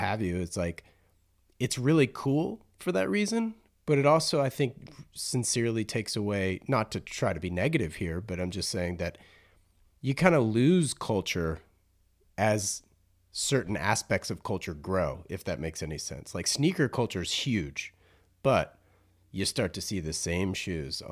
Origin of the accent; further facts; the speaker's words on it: Raleigh, North Carolina, United States; I grew up in Raleigh, North Carolina